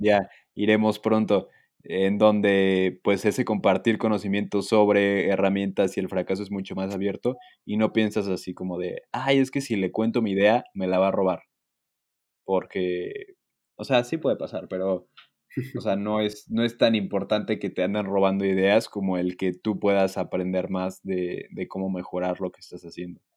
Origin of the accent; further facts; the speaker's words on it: Mexico; Bastante agradecidos y afortunados de ser mexicanos y vivir en México